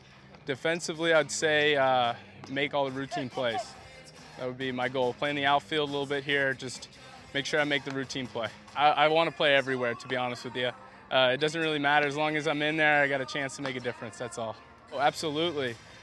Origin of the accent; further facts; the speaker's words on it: Canada; I'm a Canadian.